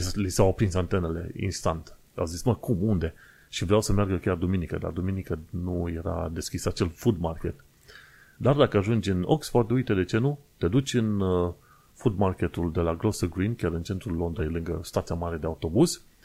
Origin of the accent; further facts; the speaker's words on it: Romania; now in United Kingdom; sunt singurul român din UK uh, care face podcast în modul clasic